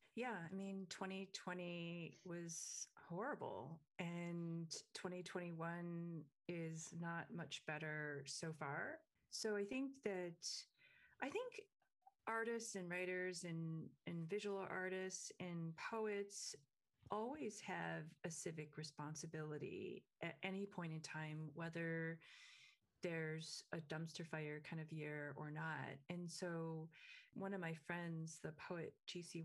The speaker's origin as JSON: {"language": "English", "region": "Michigan", "country": "United States", "tie": "born or raised there", "said": "I grew up in Michigan"}